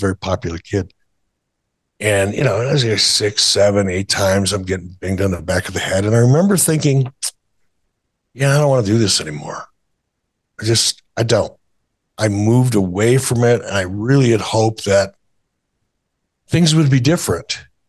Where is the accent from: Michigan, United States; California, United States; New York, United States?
Michigan, United States; Detroit; moved away; also born or lived in Minnesota; my childhood and growing up in Detroit